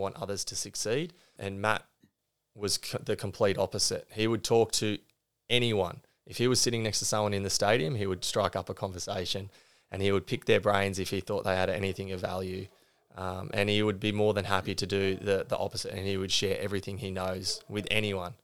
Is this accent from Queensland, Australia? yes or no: no; Green Point, New South Wales, Australia; also born or lived in Sydney; I grew up on the Central Coast. Uh, we moved here from Sydney when I was, uh, just four. And so I, I lived in Green Point